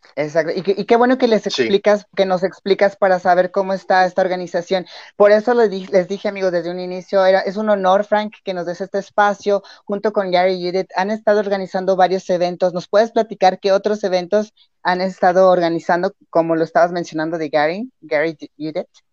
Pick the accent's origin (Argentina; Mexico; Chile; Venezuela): Mexico; León, Guanajuato; yo soy aquí de León, Guanajuato